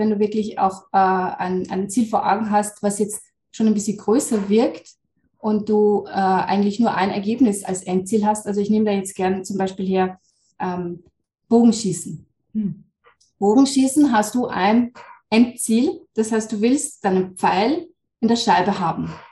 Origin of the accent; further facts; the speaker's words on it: Lower Austria, Austria; ich bin aus Österreich, ähm, Niederösterreich, wohne da mit meiner Familie